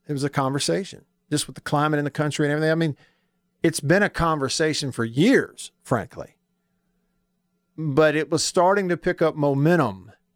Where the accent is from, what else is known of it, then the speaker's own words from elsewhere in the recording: Tupelo, Mississippi, United States; I am from Tupelo.